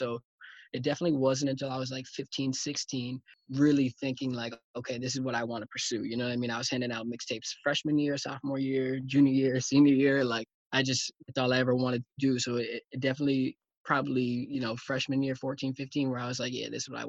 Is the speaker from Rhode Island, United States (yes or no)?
yes; Newport, Rhode Island, United States; also born or lived in Portland, Oregon; then my mom moved back home to Newport after 6 months after I was born. So, born in Portland, Oregon, but raised in Newport, Rhode Island, for sure, definitely.